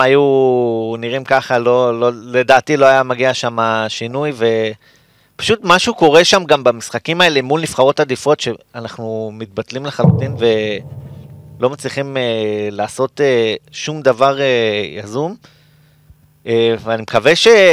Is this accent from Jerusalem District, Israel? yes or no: yes; Jerusalem, Jerusalem District, Israel; אני גם ירושלמי, באתי עכשיו מירושלים